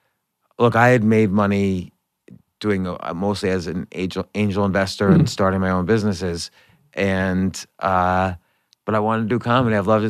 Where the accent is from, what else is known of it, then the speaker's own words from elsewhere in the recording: North Brunswick, New Jersey, United States; also born or lived in New York; I was born in New York, but grew up in New Jersey.